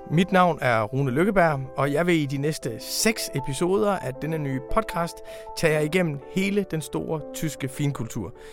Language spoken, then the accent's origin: Danish; Denmark; Tyskland er faktisk et land, som vi har en særlig adgang til som danskere.